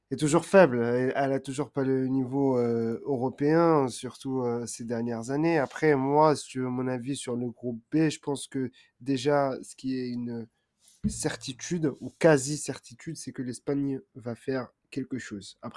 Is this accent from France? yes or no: no; Italy; Enfin, euh, je parle en tant qu'Italien. c'est la Croatie qui me pose problème.